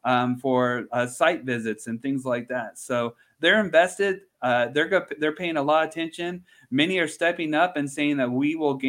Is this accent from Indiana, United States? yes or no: yes; Central Indiana, United States; moved away; also born or lived in Georgia; I'm born and raised in Central Indiana.